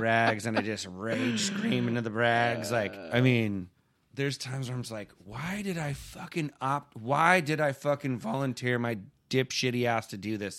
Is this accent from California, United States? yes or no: yes; Simi Valley, California, United States; where I grew up in Simi Valley, California